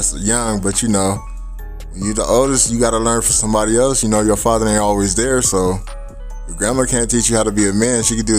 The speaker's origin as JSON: {"language": "English", "town": "San Diego", "region": "California", "country": "United States", "tie": "born or raised there", "said": "born and raised in San Diego, Southeast District."}